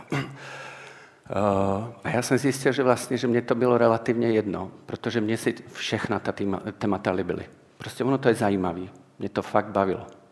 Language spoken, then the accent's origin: Czech; Martin, Žilina Region, Slovakia; Czech is a second language; já jsem ze Slovenska, takže mluvím takovou lámanou češtinou